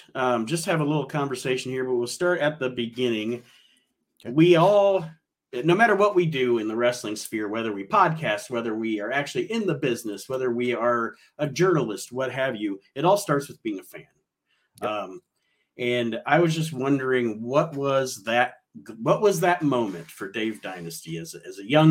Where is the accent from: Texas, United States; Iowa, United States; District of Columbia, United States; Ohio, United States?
Ohio, United States; Toledo; I grew up in Toledo, Ohio